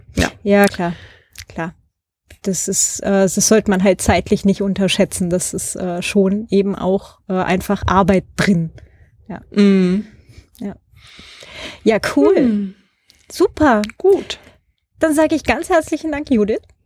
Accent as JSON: {"language": "German", "country": "Germany", "moved": "yes", "said": "da wo ich herkomme, kleines äh, Dorf halt im Vorharz."}